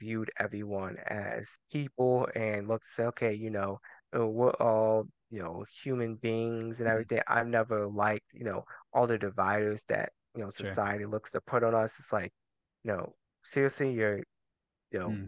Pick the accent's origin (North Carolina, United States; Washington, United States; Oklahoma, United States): North Carolina, United States; Durham; also born or lived in Germany; I grew up in Durham.